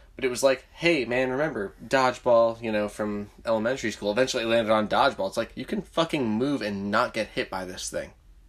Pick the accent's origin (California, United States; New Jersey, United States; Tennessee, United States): New Jersey, United States; my hometown in New Jersey